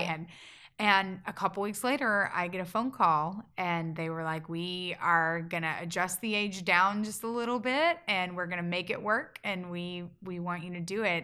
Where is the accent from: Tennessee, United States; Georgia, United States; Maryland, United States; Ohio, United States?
Georgia, United States; small town in; moved away; my hometown